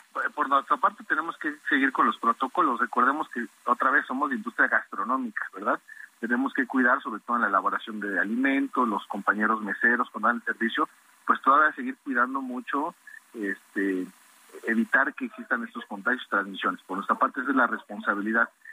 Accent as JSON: {"language": "Spanish", "country": "Mexico", "said": "como mexicanos"}